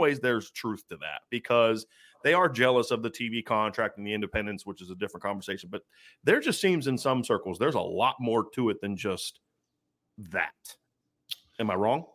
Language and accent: English; Ohio, United States; I was born and raised in Ohio